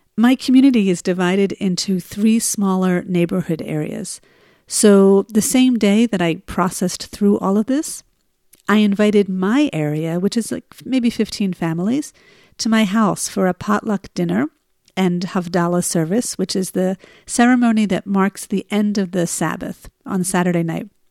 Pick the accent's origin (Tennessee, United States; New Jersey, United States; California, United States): New Jersey, United States; now in Israel; the winter here in Israel is nothing like the winters I grew up with in New Jersey